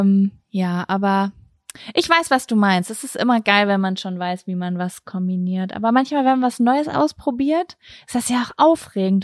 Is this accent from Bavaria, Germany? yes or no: no; Lübbecke, North Rhine-Westphalia, Germany; moved away; Ich war die letzten drei, vier Tage in Lübbecke, meine Heimatstadt, bei meiner Mama